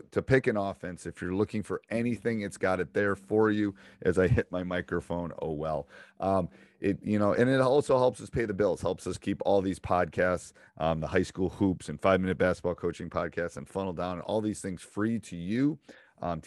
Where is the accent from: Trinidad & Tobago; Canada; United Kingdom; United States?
United States; Midwest / Upper Peninsula; accent: Midwestern, UP-er (Yooper); It's like my Midwestern. I got a little bit of that UP-er thing going on too